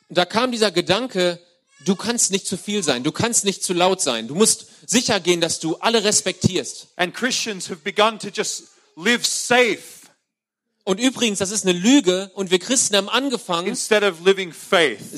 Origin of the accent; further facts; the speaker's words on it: Australia; German is a second language; moved away as an adult; now in Germany; ich bin Austra ich komme aus Australien.